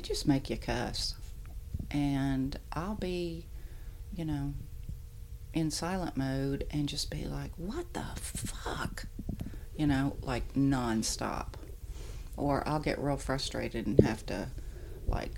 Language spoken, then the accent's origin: English; the South, United States; I am from the South and I have very, very deep Southern roots